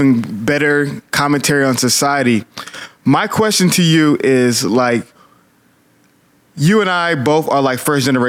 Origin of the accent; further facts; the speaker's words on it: Atlanta, Georgia, United States; moved away as an adult; now in Houston, United States; since I'm from Atlanta, I can't speak on behalf of Houston. I've been here for like a year and a half, going on 2 years.